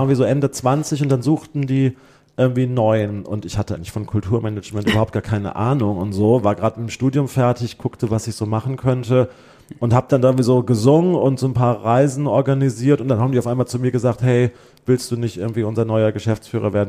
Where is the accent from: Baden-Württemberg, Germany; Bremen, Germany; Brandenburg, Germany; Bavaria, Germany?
Bremen, Germany; also born or lived in Limburg; in Bremen, wir sind dann von Limburg nach Bremen gezogen, da habe ich dann irgendwie so meine gymnasiale Zeit gemacht, Abitur gemacht